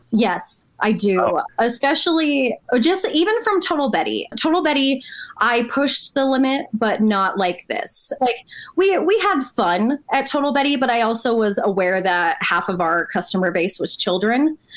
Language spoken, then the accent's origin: English; Albuquerque, New Mexico, United States; moved away as an adult; also born or lived in Los Angeles; I'm originally from Albuquerque. I born and raised here